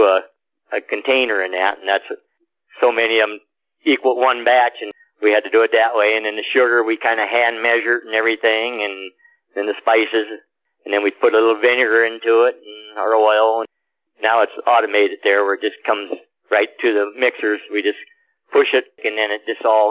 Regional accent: Columbus, Nebraska, United States; I come from Columbus, which is 22,000

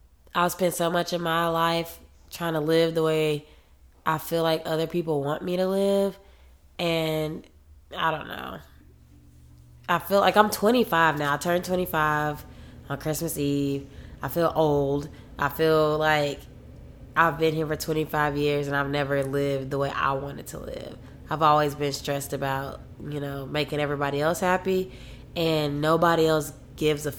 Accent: Dallas–Fort Worth area, Texas, United States; also born or lived in Oklahoma; now in Austin, United States; I'm from Texas and I wanted to, like, I'm from the DFW area or whatever, and I'm used to being in a bigger city

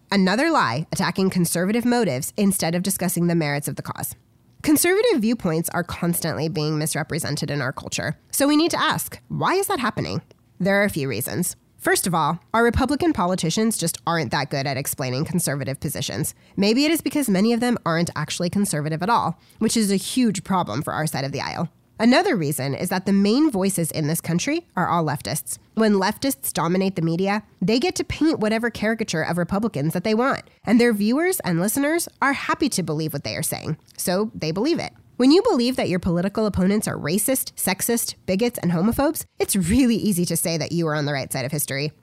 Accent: United States; an average American citizen

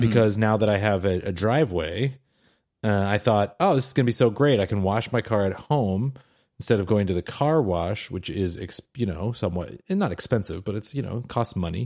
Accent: Seattle, Washington, United States; I'm from Seattle.

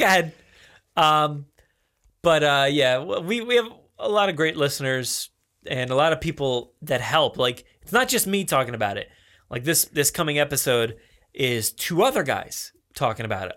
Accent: New Jersey, United States; accent: New Jersey; I'm sounding more like New Jersey

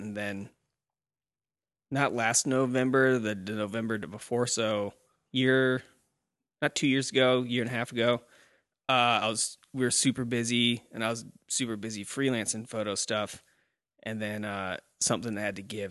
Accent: Nebraska, United States; we're from Nebraska

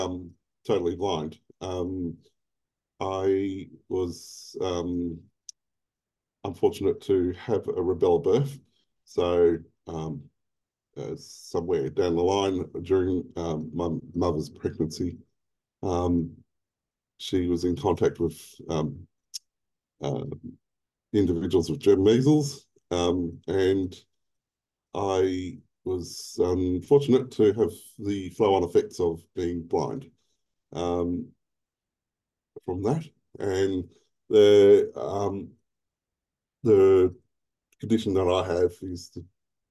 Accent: Melbourne, Victoria, Australia; moved away as an adult; now in Queensland, Australia; I was born in Melbourne in the early 70s, and I lived in Victoria until about 21 years ago when I moved to Queensland.

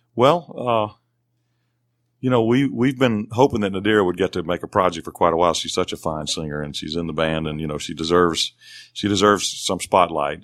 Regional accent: Belmont, Mississippi, United States; Belmont, Mississippi is my hometown

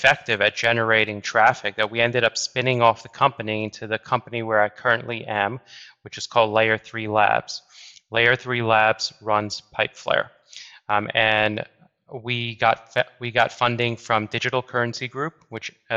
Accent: New York, United States; I'm from New York. I went to school in New York

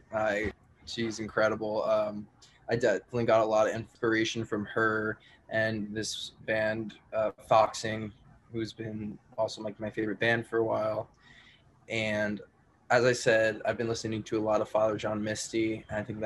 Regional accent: Long Island, New York, United States; moved away as an adult; now in Columbia, United States; Originally, I'm from Long Island, New York

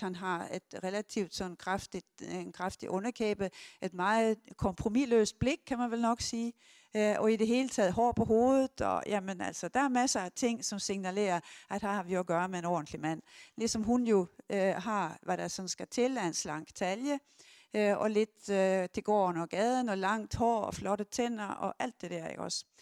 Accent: Sweden; Jeg er 70 år, jeg er svensker

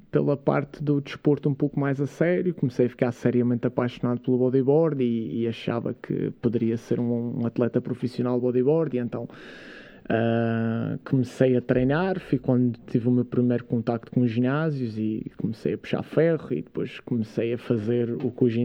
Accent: Câmara de Lobos, Madeira, Portugal; also born or lived in Jersey; eu sou natural de, de Câmara de Lobos, uma, uma aldeia pescatória lá da Madeira. Uh, mas onde eu passei a maior parte. Aliás, eu na verdade fui criado em Inglaterra.

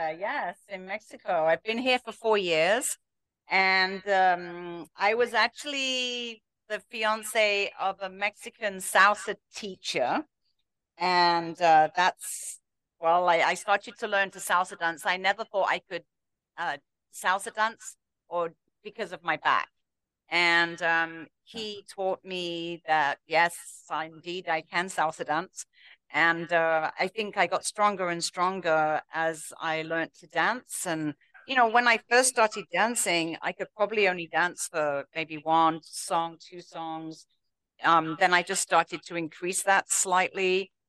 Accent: England, United Kingdom; accent: English; moved away as an adult; No, in England.

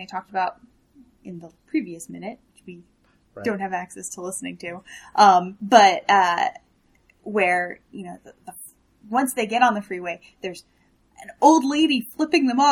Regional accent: New Jersey, United States; I grew up on the East Coast in New Jersey

